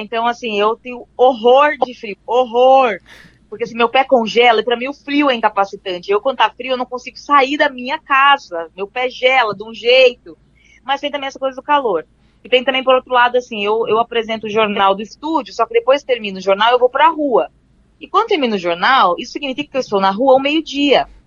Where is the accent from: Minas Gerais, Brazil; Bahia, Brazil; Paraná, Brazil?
Paraná, Brazil; Cascavel; Quem foi criado no frio horroroso de Cascavel